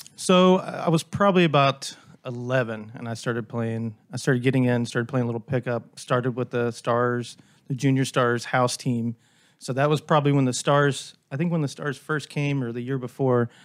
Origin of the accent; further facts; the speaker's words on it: Dallas, Texas, United States; I grew up in Dallas, so I've grown up in this area my whole life